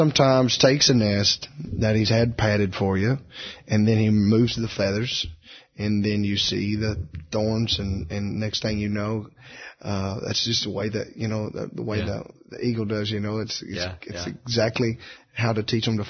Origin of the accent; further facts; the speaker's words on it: Beaver Dam, Kentucky, United States; Beaver Dan.